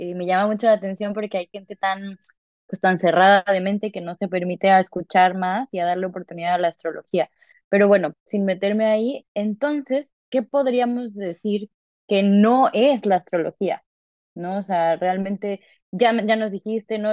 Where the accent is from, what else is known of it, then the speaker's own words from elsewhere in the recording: Mexico; moved away; yo nací en México